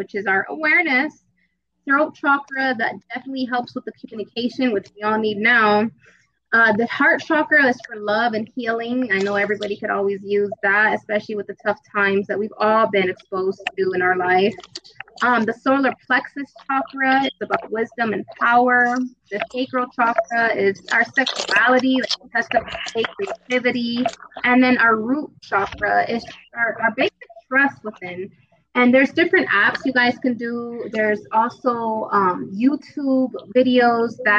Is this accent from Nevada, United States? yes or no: yes; Las Vegas, Nevada, United States; I'm from Vegas, baby, out here in the 112 degree weather. Been out here for about 20 years plus